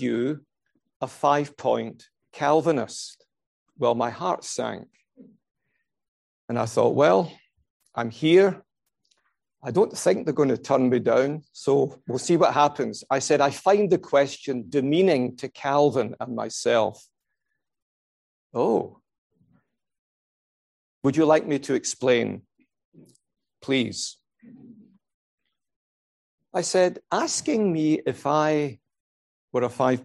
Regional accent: Scotland, United Kingdom; I'm a Scot

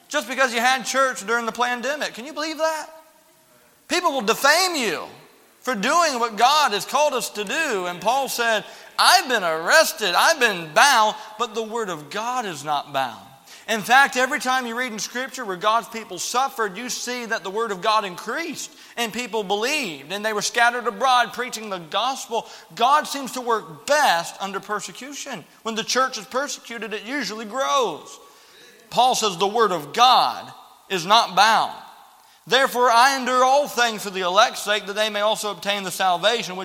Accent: the South, United States; growing up in the South, you hear a lot of funny things with Southern preachers

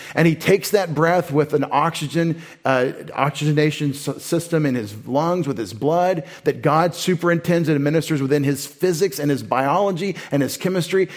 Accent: United States; I'm such an American.

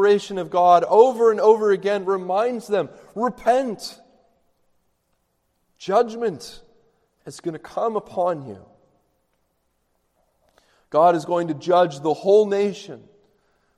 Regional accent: Canada; I'm Canadian

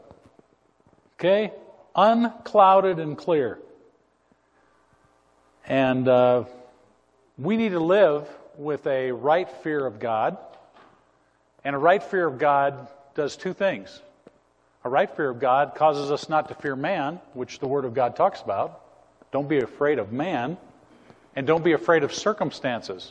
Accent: Montana, United States; I grew up in Montana

